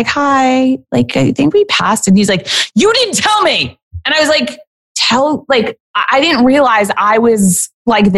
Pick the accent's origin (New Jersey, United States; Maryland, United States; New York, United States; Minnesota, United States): New York, United States; New York City; I was raised in the crack era yeah. of New York City